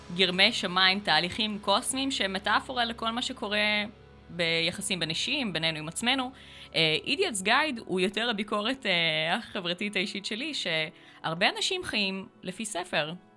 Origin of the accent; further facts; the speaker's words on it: Acre, Northern District, Israel; now in Krayot, Israel; אני ברחתי מעכו ברגע שיכולתי